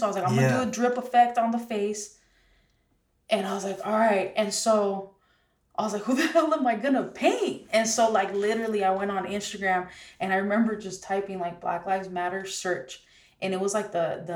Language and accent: English; San Jose, California, United States; we grew up in San Jose together